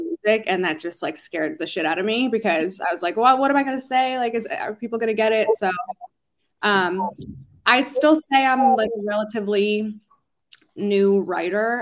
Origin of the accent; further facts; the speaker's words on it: Philadelphia, Pennsylvania, United States; moved away as an adult; now in Los Angeles, United States; I really got my start singing um, in Philly, my hometown, home city